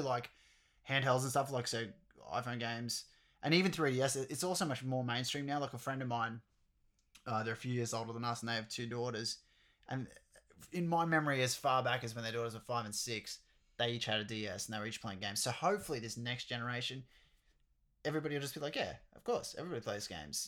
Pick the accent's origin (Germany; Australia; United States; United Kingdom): Australia; we're Australian as well